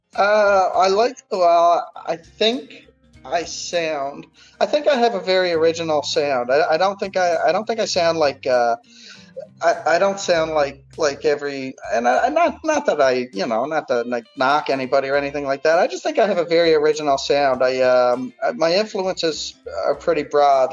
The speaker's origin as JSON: {"language": "English", "area": "Cape Breton Island", "region": "Nova Scotia", "country": "Canada", "tie": "born or raised there", "also_born_or_lived": "Fredericton, New Brunswick", "moved": "as an adult", "lives_now": "Halifax, Canada", "said": "born and raised in Cape Breton Island on the east coast of Canada, and I'm based out of Halifax, Nova Scotia, right now"}